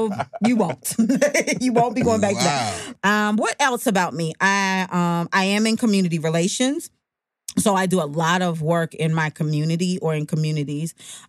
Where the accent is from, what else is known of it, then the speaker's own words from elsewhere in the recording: Jamaica; born there; Well, I was born in Jamaica to my mother and father, fell in love, whatever.